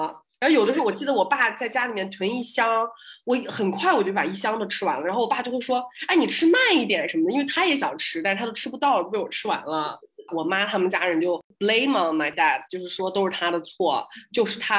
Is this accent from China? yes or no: yes; Xinjiang, China; moved away as an adult; now in Australia; 我们新疆人是喝牛奶长大，就是而且我们牛奶特别好喝，所以导致就是你看我到澳洲来是无缝衔接